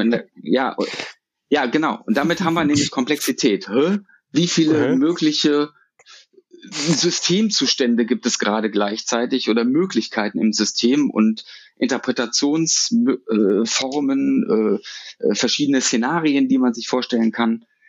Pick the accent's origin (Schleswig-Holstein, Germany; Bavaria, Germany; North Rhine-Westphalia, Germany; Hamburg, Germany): North Rhine-Westphalia, Germany; Düsseldorf; Ich bin eine Düsseldorfer Junge, ich bin in Düsseldorf geboren, aufgewachsen und äh, habe es äh, aus Gründen auch nicht rausgeschafft aus der Stadt